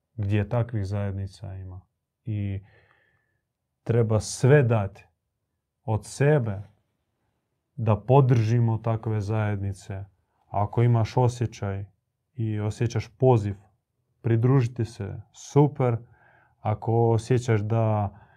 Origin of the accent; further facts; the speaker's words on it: Croatia; tu kod nas u Hrvatskoj